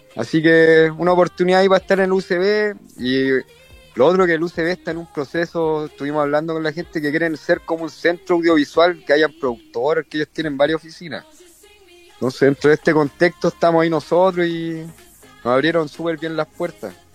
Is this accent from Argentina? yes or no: no; Valparaíso, Chile; yo soy porteño de corazón, de nacimiento